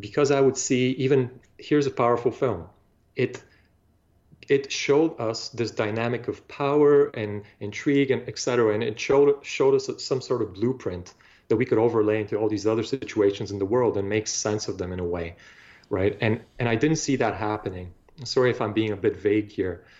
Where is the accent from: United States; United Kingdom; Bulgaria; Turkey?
Bulgaria; now in Toronto, Canada; I grew up in Bulgaria